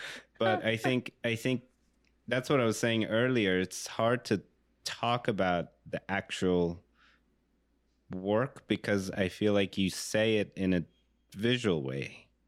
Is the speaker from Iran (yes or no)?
yes; Iran; I grew up in Iran